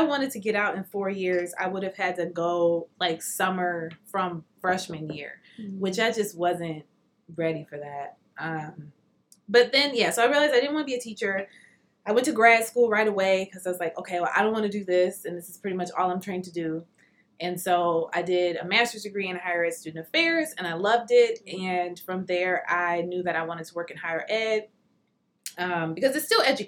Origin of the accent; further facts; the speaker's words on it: Detroit, Michigan, United States; I grew up in Detroit. I went to Detroit public schools my whole life.